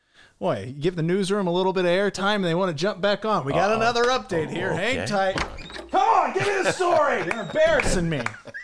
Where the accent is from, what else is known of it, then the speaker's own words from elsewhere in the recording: Alton, Illinois, United States; moved away; I'm from Alton, right by the river